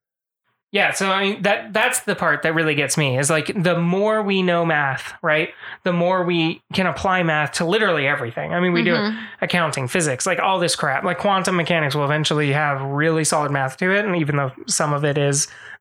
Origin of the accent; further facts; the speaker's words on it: Philippines; I'm Filipino